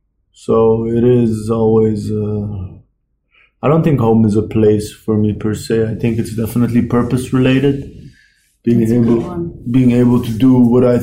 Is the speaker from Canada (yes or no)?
no; Netherlands; also born or lived in Iran; I was born in Iran until I was 6. I lived there. In Iran, we moved houses, I think, 3-4 times until I was 6. Two different cities. Then we moved to the Netherlands, and in the Netherlands, I think we moved houses every 3-4 years.